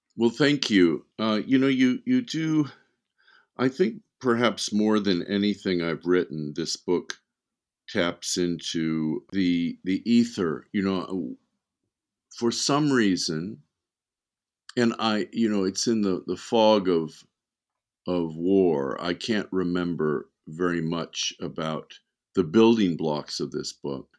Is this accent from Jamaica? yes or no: no; Beverly Hills, California, United States; also born or lived in Wisconsin; we moved to Beverly Hills when I was, I think I was eight years old